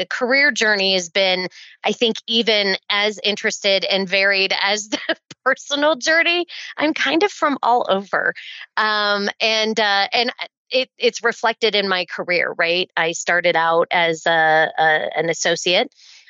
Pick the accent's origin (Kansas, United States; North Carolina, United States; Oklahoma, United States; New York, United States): Oklahoma, United States; born there; also born or lived in Pittsburgh, Pennsylvania; My dad was in the Air Force, so we did tour around a little bit. I was born near Tinker Air Force Base.